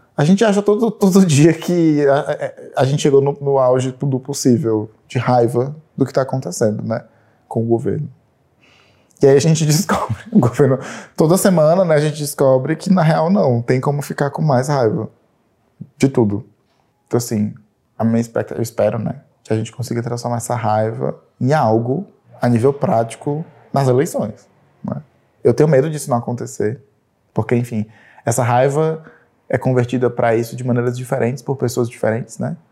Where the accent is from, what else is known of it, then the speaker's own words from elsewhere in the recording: Fortaleza, Ceará, Brazil; now in São Paulo, Brazil; Eu sou de Fortaleza, mas moro aqui em São Paulo há alguns anos já